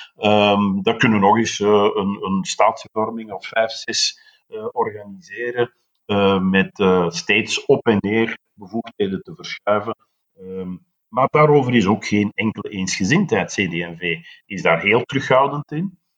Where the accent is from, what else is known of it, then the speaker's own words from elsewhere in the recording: Flanders, Belgium; wij hebben als Vlamingen, en ik spreek nu uit de Vlamingen buiten Brussel